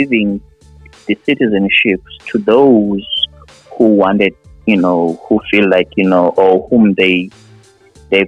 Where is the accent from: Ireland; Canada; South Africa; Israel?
South Africa; now in Ohio, United States; I'm a South African